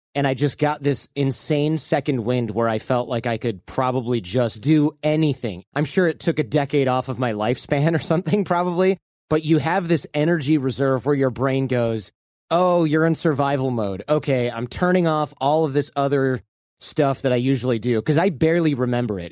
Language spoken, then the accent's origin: English; Michigan, United States; now in California, United States; I grew up in Michigan